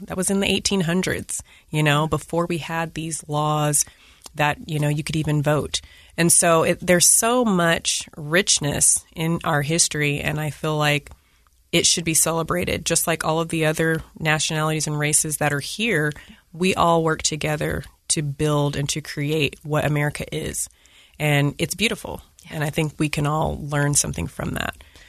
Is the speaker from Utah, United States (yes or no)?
yes; Layton, Utah, United States; I'm an African-American female, and I was born and raised in Layton, Utah.